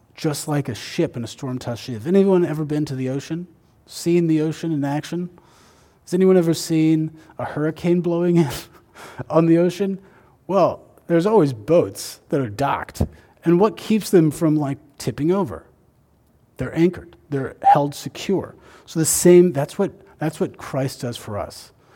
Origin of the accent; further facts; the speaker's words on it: Indiana, United States; I grew up in Indiana